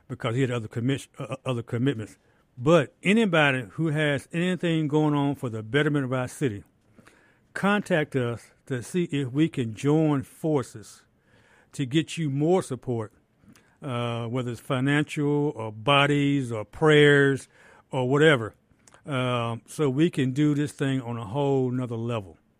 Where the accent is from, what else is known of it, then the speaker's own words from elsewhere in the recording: Jackson, Mississippi, United States; I'm born and raised in Jackson, Mississippi. Been here all my life.